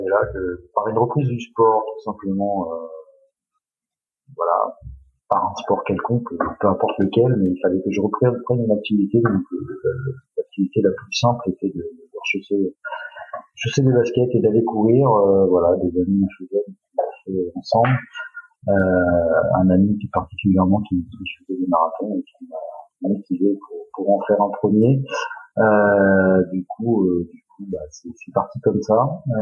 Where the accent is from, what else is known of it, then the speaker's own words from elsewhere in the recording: Saint-Cyr-en-Val, Centre-Val de Loire, France; moved away as an adult; also born or lived in Beaugency; now in Angers, France; je suis à l'origine, je, suis, originaire d'Orléans, de Saint-Cyr-en-Val, très exactement, j'ai 40 ans, j'ai deux enfants, je suis marié, on a déménagé il y a à peu près maintenant presque deux mois, à côté d'Angers